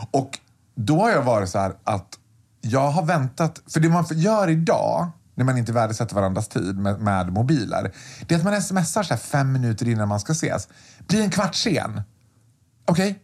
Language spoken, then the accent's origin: Swedish; Borlänge, Dalarna County, Sweden; jag är född och uppvuxen i Borlänge